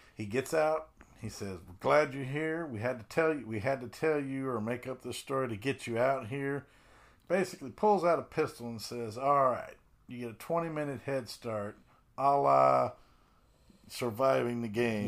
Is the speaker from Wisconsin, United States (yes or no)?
no; Colorado, United States; I grew up in Colorado